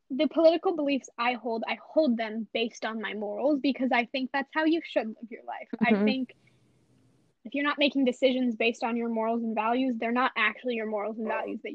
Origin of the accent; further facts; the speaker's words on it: California, United States; we grew up in California